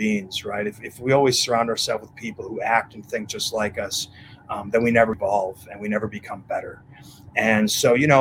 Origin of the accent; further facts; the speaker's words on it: Wisconsin, United States; also born or lived in Mexico; now in Florida, United States; we're both from Wisconsin